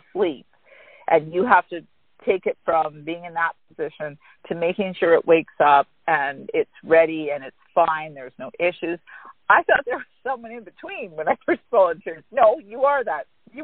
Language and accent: English; Canada; moved away as an adult; now in Mexico; we actually sold our house in Canada and we took up primary residence in Mexico. We are still Canadian citizens.